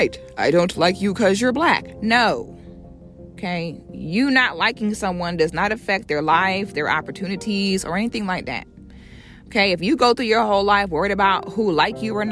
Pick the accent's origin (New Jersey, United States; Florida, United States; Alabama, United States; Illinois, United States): Florida, United States; I'm from Florida